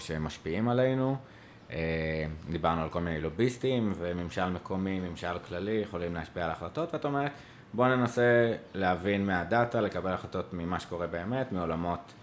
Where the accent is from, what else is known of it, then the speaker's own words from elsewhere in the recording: Jerusalem, Jerusalem District, Israel; moved away; also born or lived in Tel Aviv; אני ירושלמי